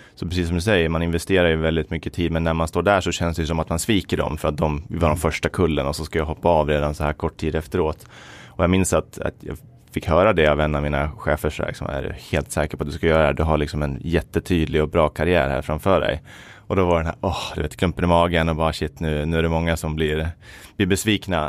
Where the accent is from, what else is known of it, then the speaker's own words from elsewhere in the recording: Falun, Dalarna County, Sweden; also born or lived in Uppsala; Jag är född i Uppsala, men eh, uppvuxen i Falun